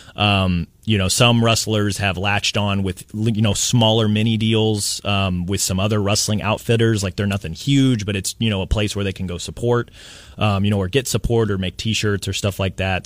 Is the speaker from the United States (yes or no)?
yes; Kansas City, United States; growing up in Kansas City, we didn't have a hockey team